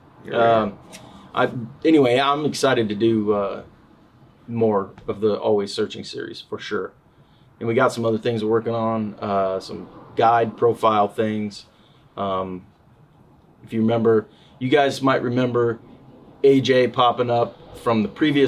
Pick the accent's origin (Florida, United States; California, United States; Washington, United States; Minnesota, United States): California, United States; Northern; growing up in Northern California, a lot of the guys that we hung out with ended up becoming guides